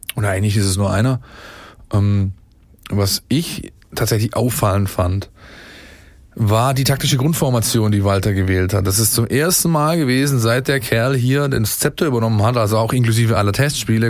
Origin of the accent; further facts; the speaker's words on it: Ensingen, Baden-Württemberg, Germany; ich bin äh, in Ensingen aufgewachsen, da wo der Sponsor des VfB Stuttgart sein Wasser aus dem Boden zieht